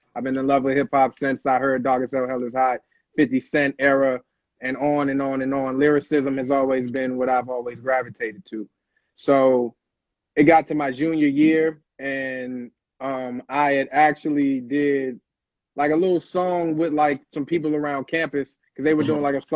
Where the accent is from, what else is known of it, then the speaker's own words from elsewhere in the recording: Washington, District of Columbia, United States; Born and raised Northeast D.C. Grew up out of Arboretum